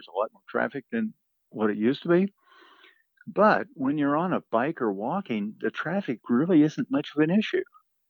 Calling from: Boulder, Colorado, United States; Boulder, Colorado.

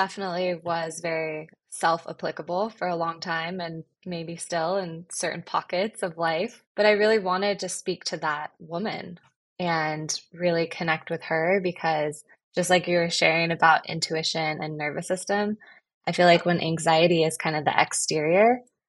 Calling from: Los Angeles, California, United States; I'm in LA.

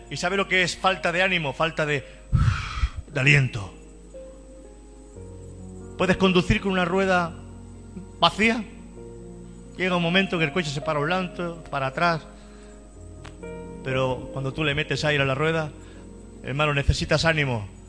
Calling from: San José, Costa Rica; desde San José, Costa Rica, quiero enviar un cordial saludo a toda esta hermosa audiencia de Radio Creciendo en Cristo, allá en Barcelona, España.

